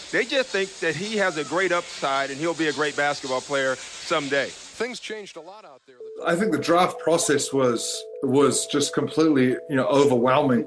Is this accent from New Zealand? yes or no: yes; North Shore, Auckland, New Zealand; growing up on the North Shore